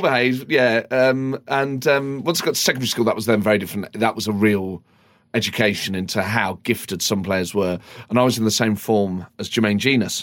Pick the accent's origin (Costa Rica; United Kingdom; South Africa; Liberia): United Kingdom; Nottingham, East Midlands; growing up in Nottingham at that time